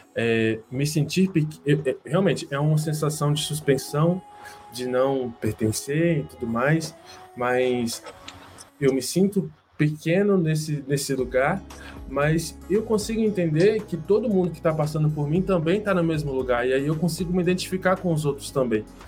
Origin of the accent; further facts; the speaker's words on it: Vitória, Espírito Santo, Brazil; moved away; also born or lived in Londrina; eu não sou do Sul, eu nasci em Vitória, lá no Espírito Santo.